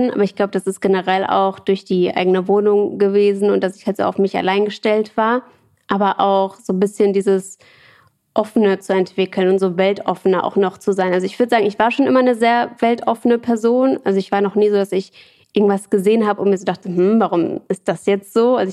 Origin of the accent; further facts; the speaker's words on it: Dortmund, North Rhine-Westphalia, Germany; Ich bin in Dortmund aufgewachsen